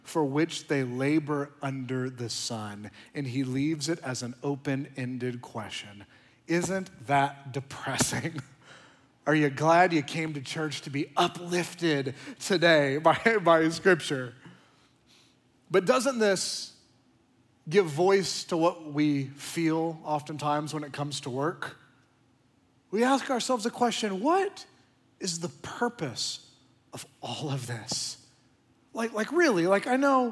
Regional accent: Oklahoma, United States; now in Austin, United States; I'm from Oklahoma

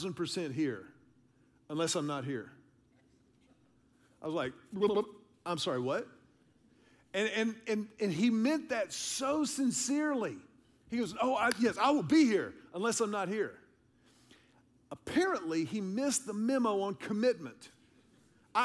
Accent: Houston, Texas, United States; I'm a city kid. I grew up in Houston.

